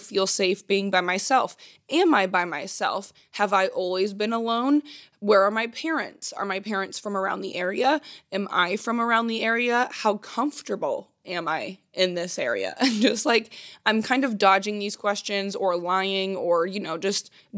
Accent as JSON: {"language": "English", "region": "Indiana", "country": "United States", "said": "I'm from Indiana"}